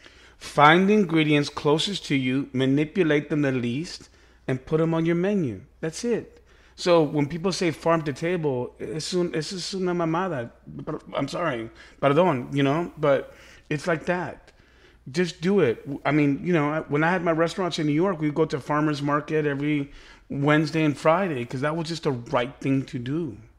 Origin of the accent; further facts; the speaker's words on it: Argentina; Because you and I, we came from Argentina with Utilísima and all of that, and we're starting out